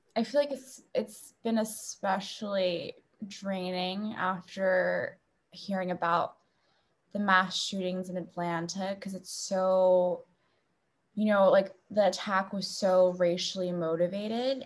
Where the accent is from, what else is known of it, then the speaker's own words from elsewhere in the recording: Beijing, China; moved away; I grew up in Beijing